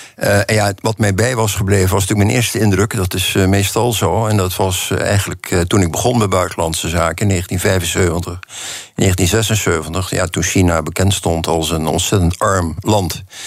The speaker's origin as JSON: {"language": "Dutch", "country": "Netherlands"}